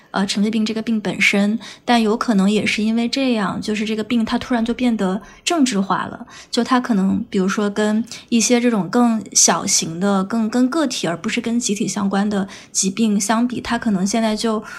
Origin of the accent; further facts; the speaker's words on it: Guizhou, China; 我家也是这个南方的嘛，就是我家是这个，呃，贵州的